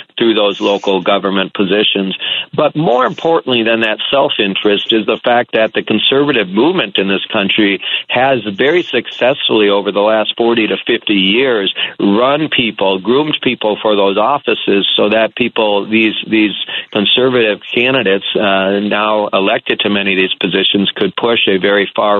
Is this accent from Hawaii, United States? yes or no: no; Minnesota, United States; as a Minnesotan